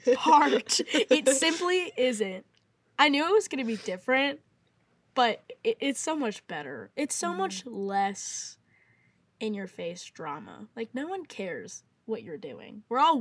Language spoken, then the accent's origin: English; Maryland, United States; also born or lived in Arizona; now in Nashville, United States; I'm from Maryland, originally just moved to Arizona, and now we're here in Nashville.